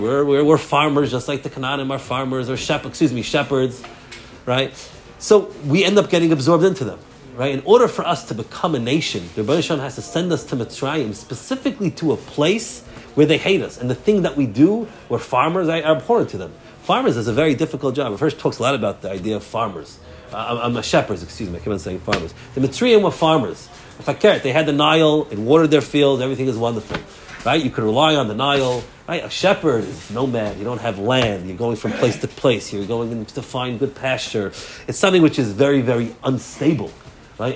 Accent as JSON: {"language": "English", "region": "New York", "country": "United States", "tie": "born or raised there", "also_born_or_lived": "Lakewood, New Jersey", "moved": "yes", "said": "I grew up in New York"}